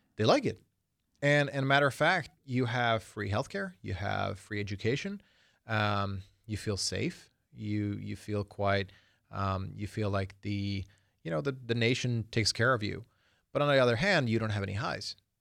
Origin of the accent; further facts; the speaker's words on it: Sweden; now in United States; I was born in Sweden